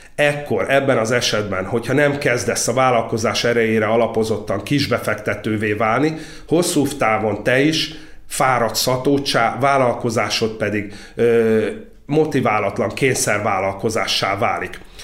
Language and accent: Hungarian; Orosháza, Békés, Hungary; Orosházán a szalmapiac tér tövibe, egy sárzott ajzatú viskóba töltöttem a gyerekkorom jelentős részét nagyanyáméknál